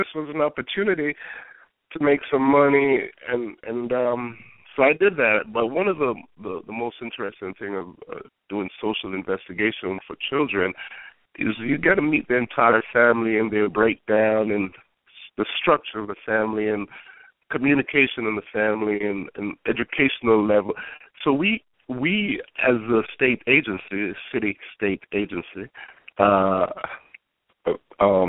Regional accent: Kingston, Jamaica; moved away; also born or lived in New York, United States; I was born in Jamaica, Kingston, and we did the British system

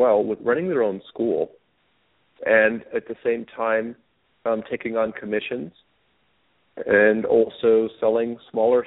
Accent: Italy; moved away; I was exposed to art at a very early age because I grew up in Europe, in Italy.

